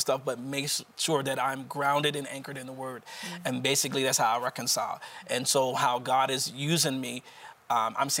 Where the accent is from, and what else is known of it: Wilmington, Delaware, United States